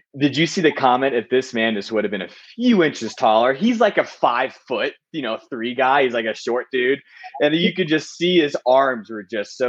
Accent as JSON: {"language": "English", "town": "Nashville", "region": "Tennessee", "country": "United States", "said": "I'm from Nashville"}